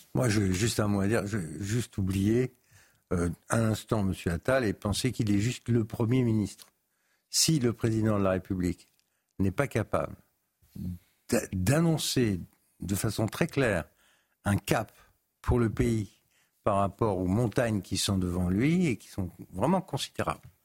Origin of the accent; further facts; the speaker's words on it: Paris, Île-de-France, France; je suis parisien